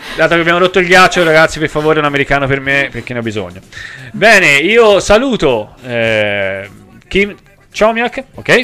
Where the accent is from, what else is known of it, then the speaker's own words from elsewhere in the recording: Tuscany, Italy; sono toscano